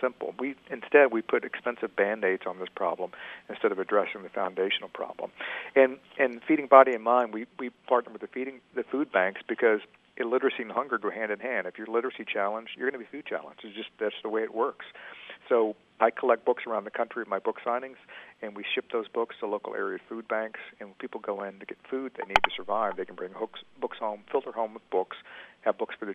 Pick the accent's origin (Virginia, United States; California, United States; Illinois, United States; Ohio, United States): Virginia, United States; Richmond; downtown Richmond, my hometown